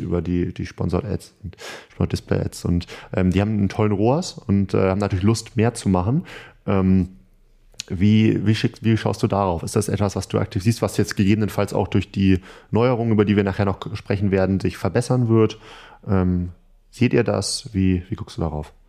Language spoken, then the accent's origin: German; Northern Germany, Germany; wir Norddeutschen